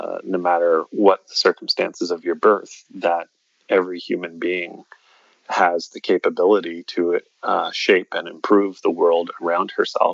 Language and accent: English; Cape Breton Island, Nova Scotia, Canada; moved away; there weren't a lot of people where I grew up on Cape Breton Island